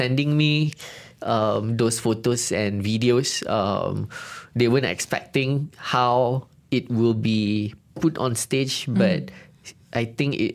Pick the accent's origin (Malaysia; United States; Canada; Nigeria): Malaysia; Kedah; moved away; Kedah, my hometown